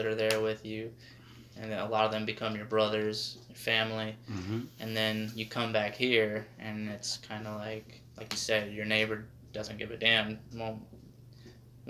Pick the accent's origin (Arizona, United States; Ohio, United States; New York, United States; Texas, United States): Arizona, United States; moved away; I'm from Arizona